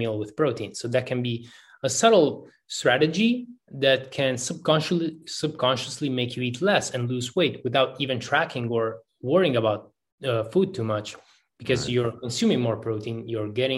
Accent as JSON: {"language": "English", "country": "Italy", "also_born_or_lived": "Kosovo", "said": "Technically speaking, I am from Italy"}